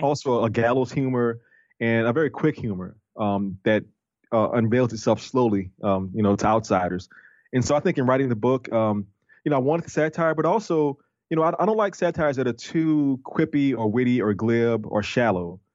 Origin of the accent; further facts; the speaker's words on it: New Orleans, Louisiana, United States; I'm from New Orleans, and New Orleans is a tourist city.